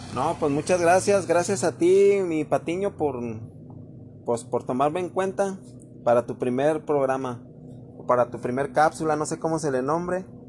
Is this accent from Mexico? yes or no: yes; Mexico